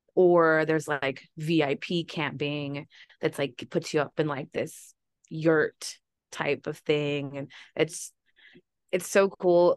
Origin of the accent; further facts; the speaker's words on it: Texas, United States; We're from Texas